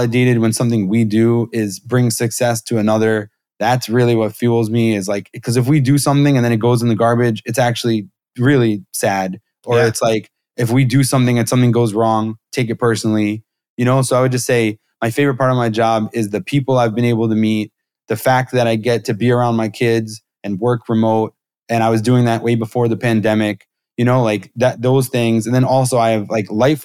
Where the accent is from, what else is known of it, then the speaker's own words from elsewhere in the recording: New York, United States; I'm from New York